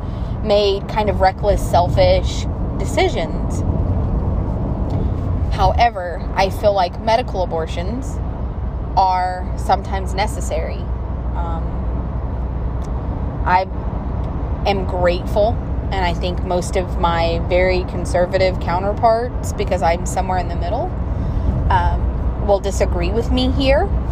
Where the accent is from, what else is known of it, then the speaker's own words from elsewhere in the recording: the South, United States; I'm from the South